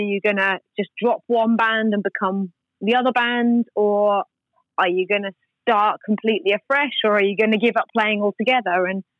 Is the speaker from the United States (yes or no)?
no; England, United Kingdom; also born or lived in Australia; So I'm from England originally, and I'd just been in Australia like for several years.